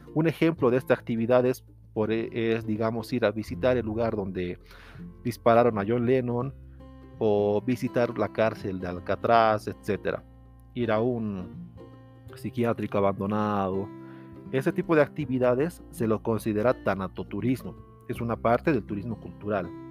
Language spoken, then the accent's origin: Spanish; Potosí, Bolivia; yo soy de Potosí, Bolivia